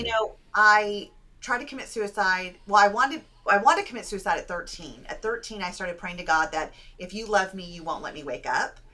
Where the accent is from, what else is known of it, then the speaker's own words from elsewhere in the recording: California, United States; I grew up in America, in California. I was born and raised there